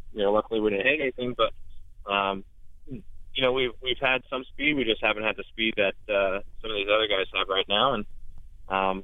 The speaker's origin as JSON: {"language": "English", "region": "New York", "country": "United States", "said": "I'm from New York"}